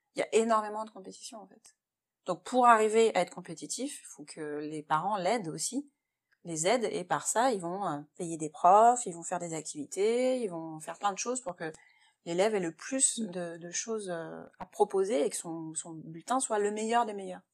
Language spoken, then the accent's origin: French; France; moved away as an adult; now in Shanghai, China; on est français